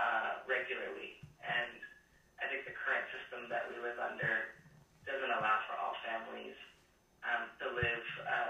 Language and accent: English; Los Angeles, California, United States; growing up in Los Angeles, I grew up in poverty and watched my mother work 3+ jobs